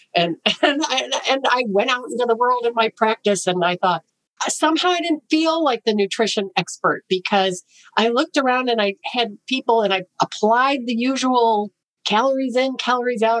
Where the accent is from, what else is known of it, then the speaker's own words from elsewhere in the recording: Chicago, Illinois, United States; I got in with a, a health writer for the Chicago Tribune because I was from Chicago